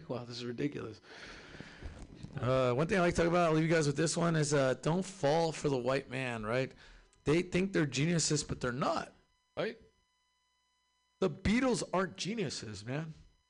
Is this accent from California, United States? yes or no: yes; California, United States; I'm from SoCal, too. I was like, man, this is like home, man.